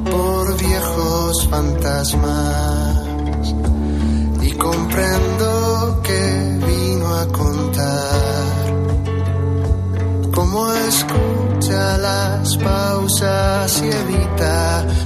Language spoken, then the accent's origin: Spanish; Madrid, Community of Madrid, Spain; Yo soy de Madrid